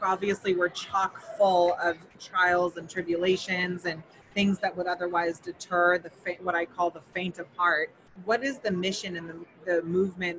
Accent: Emerald Triangle, Northern California, United States; moved away; also born or lived in Santa Cruz, California; I'm originally from Northern California. Born in Santa Cruz, raised in the fields in the Emerald Triangle

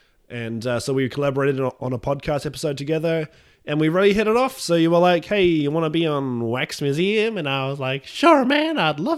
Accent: Christchurch, Canterbury, New Zealand; also born or lived in Auckland; I was born in Auckland, which is a city to the north, in the North Island. It's our largest city in New Zealand. So I was born there, and then I moved to Christchurch when I was about 6 months old, and I've lived here ever since.

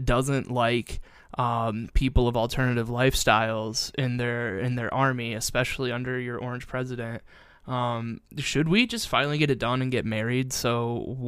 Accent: Perrysburg, Ohio, United States; growing up in Perrysburg, we had Fort Meigs

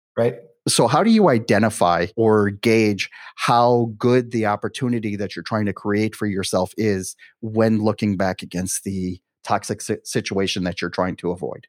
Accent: Milwaukee, Wisconsin, United States; moved away as an adult; now in Miami, United States; growing up in Milwaukee, I couldn't wait to get out of Dodge right and then when i turned 18 i was like you know something that's it i went to you know i went traveling for a little bit i ended up uh, settling in miami

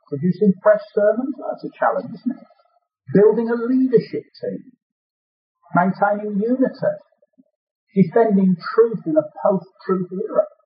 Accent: Birmingham, West Midlands, United Kingdom; accent: Brummie; You've already picked up my accent with Brummy.

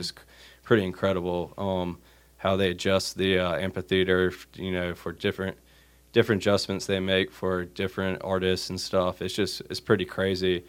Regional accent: Wilmington, North Carolina, United States; moved away as an adult; growing up in Wilmington. it was an easy place to move back

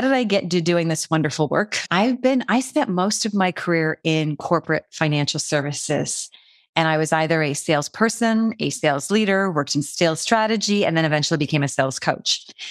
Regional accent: Canada; I'm Canadian

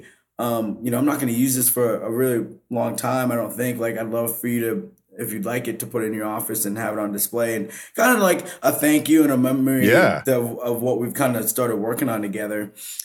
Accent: Vermont, United States; like I'm from Vermont, right? So like the black population is very low. Like I had to go 45 minutes to see another black person.

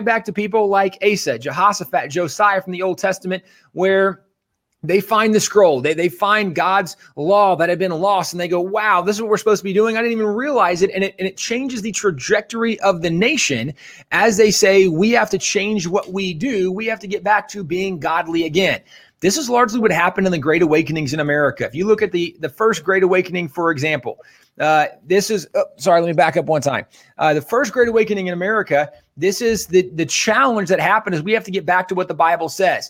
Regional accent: Texas, United States; I'm a Texan

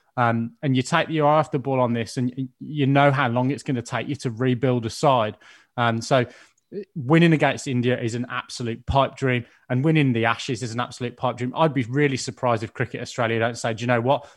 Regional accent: Birmingham, West Midlands, United Kingdom; my hometown of Birmingham

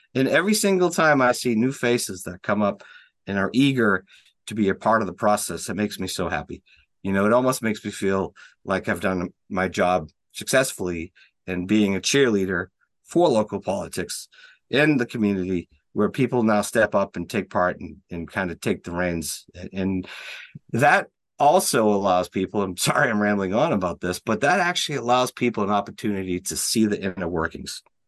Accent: Watertown, Massachusetts, United States; moved away as an adult; also born or lived in Cambridge, Massachusetts; now in Franklin, United States; I was born in Cambridge and raised in Watertown

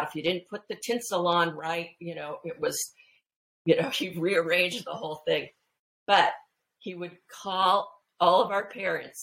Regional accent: San Fernando Valley, California, United States; I grew up in the San Fernando Valley in California

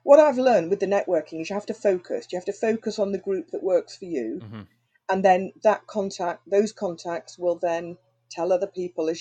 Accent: Anglesey, North Wales, United Kingdom; also born or lived in London / Stockport / Manchester; now in Handforth, United Kingdom; Anglesey in North Wales.

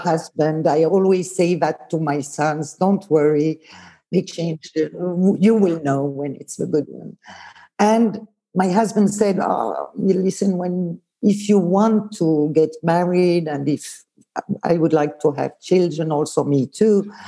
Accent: Lausanne, Vaud, Switzerland; first language Swiss German; English is a second language; also born or lived in Bern; I was born in Bern, but I grew up in Lausanne.

